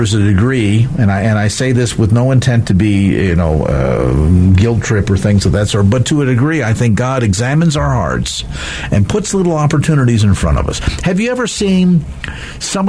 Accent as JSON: {"language": "English", "country": "United States", "tie": "born or raised there", "said": "growing up in America"}